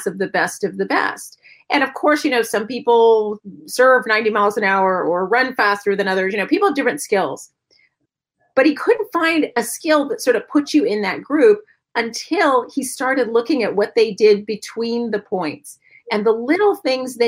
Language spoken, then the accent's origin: English; San Diego, California, United States; I'm from San Diego. There was no snow